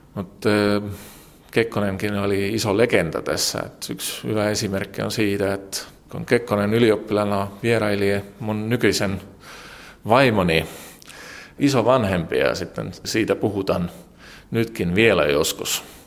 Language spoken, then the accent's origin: Finnish; Tallinn, Harju County, Estonia; Finnish is a second language; Olen syntynyt vuonna 1972 Tallinnassa.